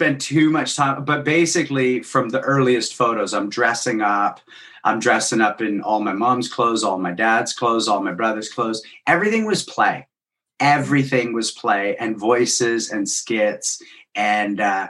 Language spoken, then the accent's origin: English; Guelph, Ontario, Canada; I grew up in Guelph, Ontario